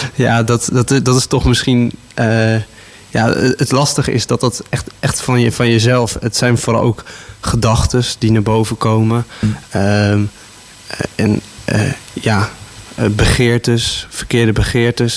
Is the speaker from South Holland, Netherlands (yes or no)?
no; Houten, Utrecht, Netherlands; also born or lived in Gouda; Ik ben in Gouda geboren. Ik heb daar de eerste vijf jaar van mijn leven gewoond. En eh, daarna ben ik naar Houten verhuisd. En eh, sindsdien woon ik hier met veel plezier in Houten